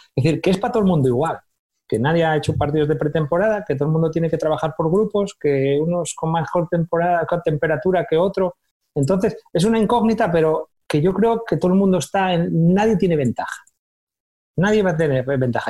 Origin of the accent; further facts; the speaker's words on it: Candás, Asturias, Spain; moved away as an adult; now in Málaga, Spain; Si yo voy a mi pueblo